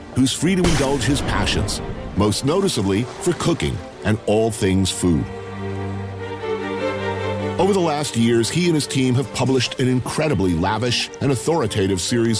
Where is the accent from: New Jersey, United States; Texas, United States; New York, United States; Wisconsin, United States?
New York, United States; As a New Yorker